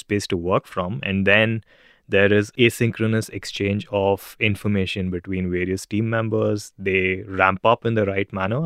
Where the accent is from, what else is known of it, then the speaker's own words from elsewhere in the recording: India; moved away as an adult; now in Singapore; I'm originally from India